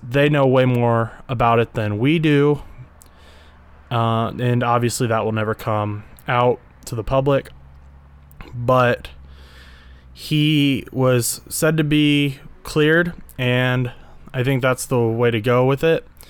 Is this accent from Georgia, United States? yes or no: no; Indiana, United States; I grew up in Indiana